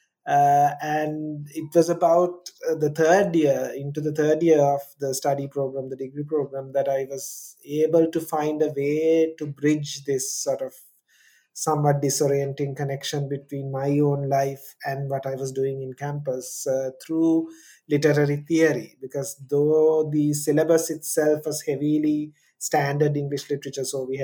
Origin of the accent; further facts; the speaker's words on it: Kandy, Central Province, Sri Lanka; first language Sinhala; English is a second language; I grew up in Sri Lanka in a town in the middle of the country called Kandy.